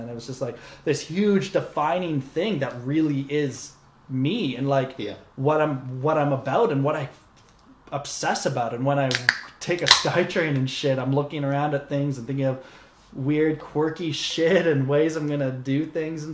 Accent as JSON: {"language": "English", "country": "Canada", "said": "we're Canadian"}